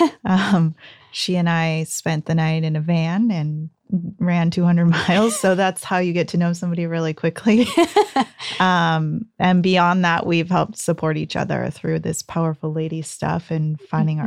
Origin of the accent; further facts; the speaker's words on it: Ontario, California, United States; I grew up in the Inland Empire, so um, Ontario upland area